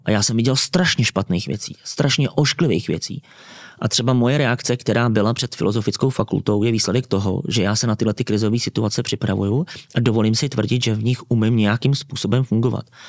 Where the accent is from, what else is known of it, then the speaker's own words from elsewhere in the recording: Czechia; My jako Češi